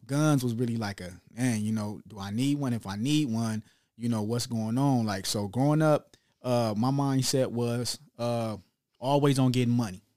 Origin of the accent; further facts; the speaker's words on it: Long Beach, California, United States; also born or lived in Chicago; I'm really raised in Long Beach